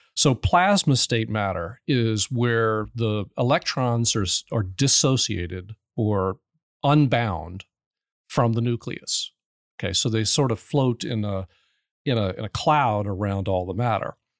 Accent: New Orleans, Louisiana, United States; also born or lived in New Jersey; I'm from New Orleans

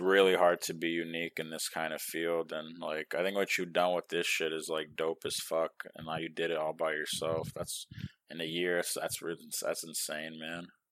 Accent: New York, United States; now in Texas, United States; I'm from New York

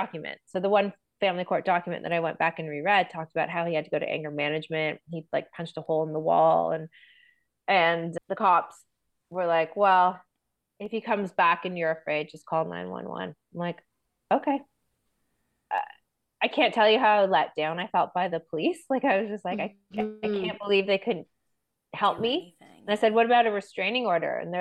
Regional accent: Toronto, Ontario, Canada; also born or lived in Aurora, Ontario; I grew up in Toronto

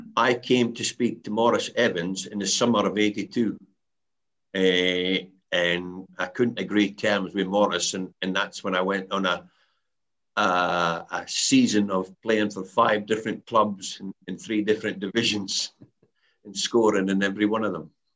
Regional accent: the Highlands, Scotland, United Kingdom; moved away as an adult; I come down from the Highlands

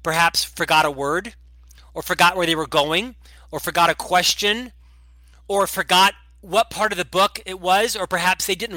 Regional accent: Orlando, Florida, United States; moved away as an adult; now in Provo, United States; I was born and raised in Orlando, Florida

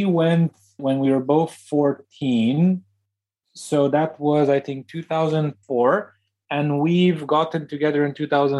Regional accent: Transylvania, Romania; Deanna and I actually were born less than 100 miles apart from each other, in the same literal region of the country of Transylvania.

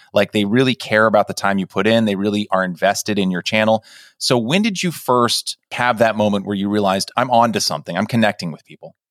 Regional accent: California, United States; I grew up in California

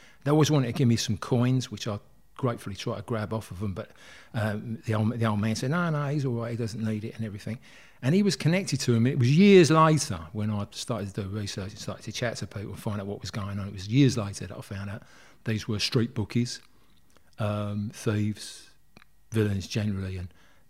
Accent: Plaistow, London, United Kingdom; born there; Yeah, I was born in Plaistow, which is West Ham, East London. And I was born in the early 50s, 1951 I was born

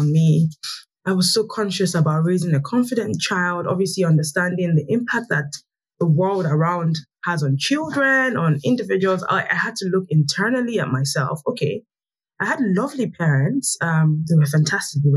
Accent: Lagos, Nigeria; also born or lived in Niger Delta; I grew up in Lagos, Nigeria. I'm from the Niger Delta. But I grew up in Lagos

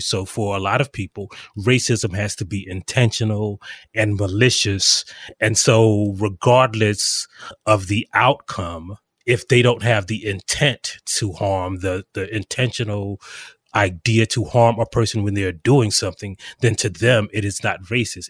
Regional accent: South Carolina, United States; I am actually from South Carolina.

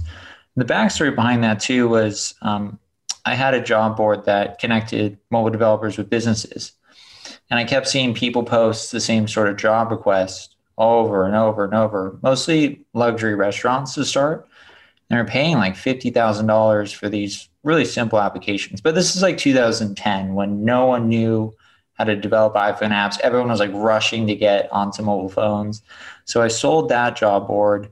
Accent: San Clemente, California, United States; also born or lived in Detroit, Michigan; now in San Mateo, United States; grew up in Detroit, or was born in Detroit, grew up in Southern California. Now I live in San Mateo Bay Area

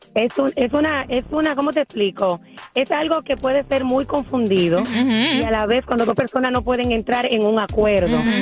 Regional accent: Dominican Republic; yo soy dominicana

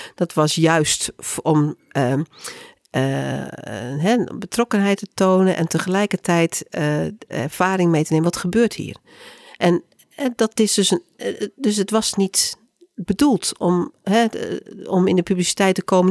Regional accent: Groningen, Netherlands; ik kom zelf uit Groningen

